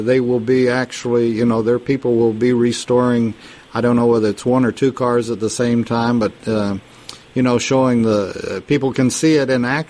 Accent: Texas, United States; being a poor boy from Texas

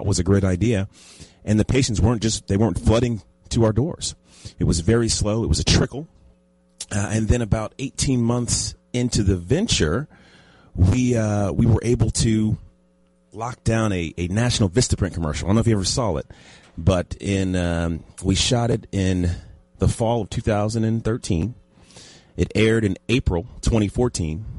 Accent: Dallas, Texas, United States; also born or lived in Los Angeles; I'm from Dallas originally

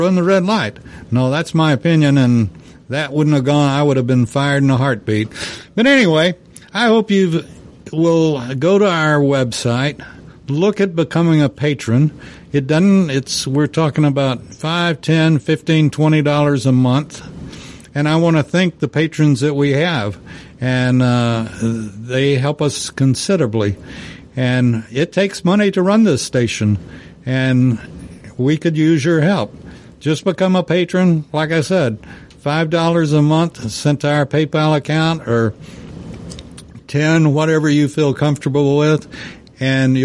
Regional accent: United States; I'm an American, and I'm proud of being able to vote

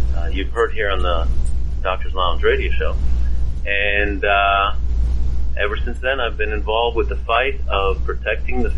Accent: Cleveland, Ohio, United States; moved away as an adult; now in Houston, United States; I grew up mostly in Cleveland, Ohio

